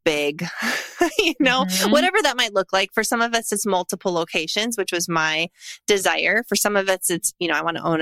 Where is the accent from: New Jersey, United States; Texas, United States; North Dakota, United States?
North Dakota, United States; moved away as an adult; now in Tennessee, United States; I'm a third generation entrepreneur born and raised in North Dakota. And I now live in Tennessee